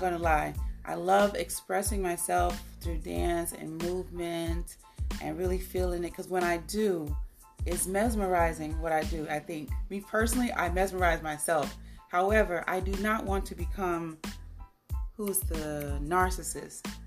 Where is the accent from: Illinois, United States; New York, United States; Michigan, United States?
Illinois, United States; Chicago; moved away; also born or lived in Nigeria; I'm from Chicago.